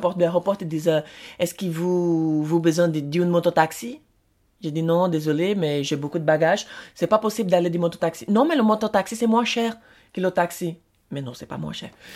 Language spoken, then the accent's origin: French; Brazil; French is a second language; moved away as an adult; now in France; je suis brésilien